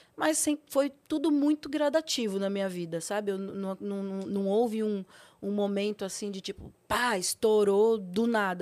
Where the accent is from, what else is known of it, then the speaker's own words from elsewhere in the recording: São Paulo, Brazil; Eu nasci em São Paulo, mas meus pais, eles são do Nordeste, do Piauí, os dois